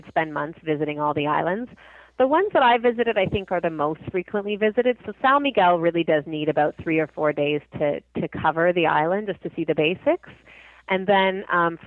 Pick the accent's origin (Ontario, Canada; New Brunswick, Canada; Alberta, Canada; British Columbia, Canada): Ontario, Canada; Toronto; I know I'm from Toronto. I live here